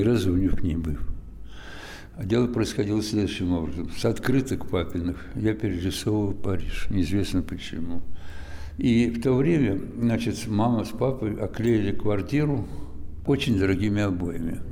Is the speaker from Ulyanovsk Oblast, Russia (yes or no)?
no; Moscow, Russia; я родился в Москве, всю жизнь, кстати говоря, провел войну э, отечественную в Москве